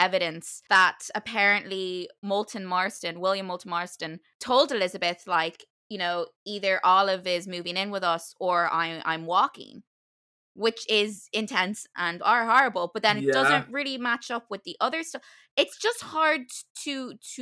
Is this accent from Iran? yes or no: no; Ireland; as an Irish person